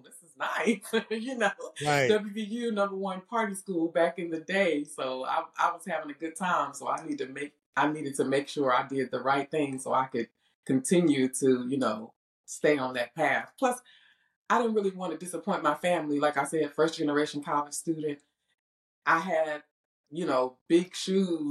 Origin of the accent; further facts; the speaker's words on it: Bluefield, West Virginia, United States; now in North Carolina, United States; Born and raised in Bluefield, West Virginia